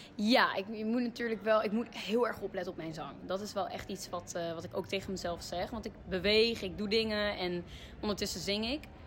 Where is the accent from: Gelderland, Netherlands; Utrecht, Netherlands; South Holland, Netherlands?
Utrecht, Netherlands; Ik kom uit Utrecht